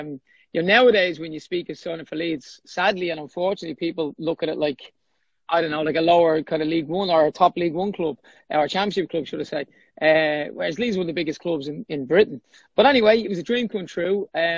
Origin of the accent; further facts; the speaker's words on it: Dublin, Leinster, Ireland; I grew up in Baldoyle in North Dublin.